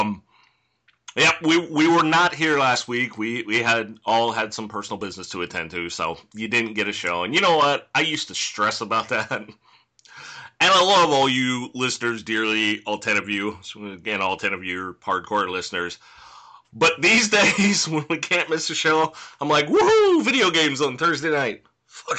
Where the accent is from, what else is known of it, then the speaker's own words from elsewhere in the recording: California, United States; as a Californian